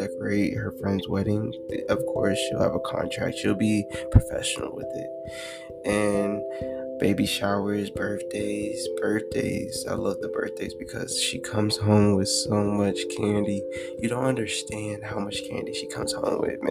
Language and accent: English; Fountain, Colorado, United States; I'm from Fountain, Colorado, raised by a wonderful mother